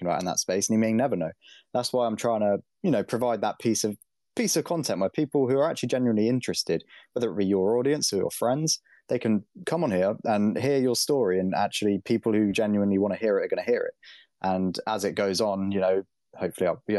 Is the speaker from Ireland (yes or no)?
no; United Kingdom; I am British